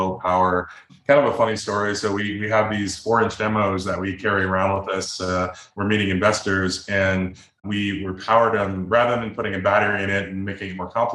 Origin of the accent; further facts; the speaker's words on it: Chicago, Illinois, United States; now in Boulder, United States; I'm from the Midwest, I'm from Chicago